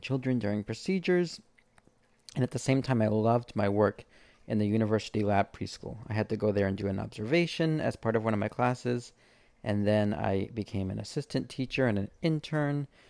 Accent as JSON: {"language": "English", "region": "East Coast", "country": "United States", "tie": "born or raised there", "said": "I grew up on the East Coast"}